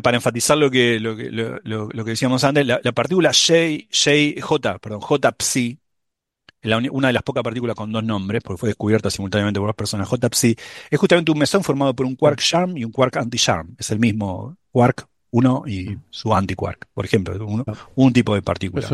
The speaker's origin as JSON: {"language": "Spanish", "region": "Buenos Aires", "country": "Argentina", "also_born_or_lived": "Manhattan, New York", "moved": "yes", "lives_now": "New York, United States", "said": "yo, soy porteño en Buenos Aires, no salgo de Buenos Aires."}